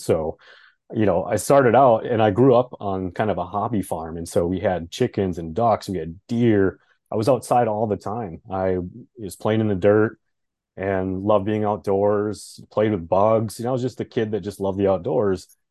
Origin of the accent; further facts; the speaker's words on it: Fargo, North Dakota, United States; moved away as an adult; now in Minneapolis, United States; We've been in Fargo for a long time.